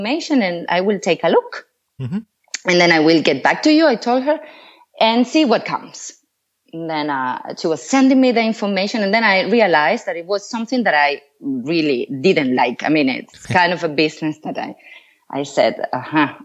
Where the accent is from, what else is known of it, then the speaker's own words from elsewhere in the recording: Venezuela; moved away as an adult; now in Switzerland; I come from Venezuela